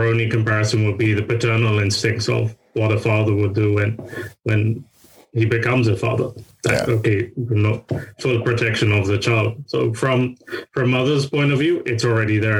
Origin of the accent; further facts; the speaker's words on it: London, United Kingdom; I am born and raised in London, UK